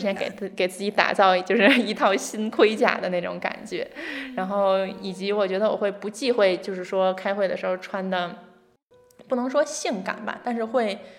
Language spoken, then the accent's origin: Chinese; China; moved away; also born or lived in France; 作为中国人的这个身份认同